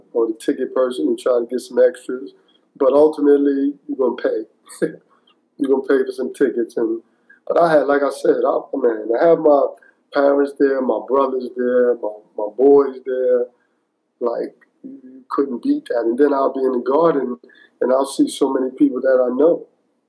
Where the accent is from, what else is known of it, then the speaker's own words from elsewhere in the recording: New York City, New York, United States; I'm from New York. I'm from the playgrounds.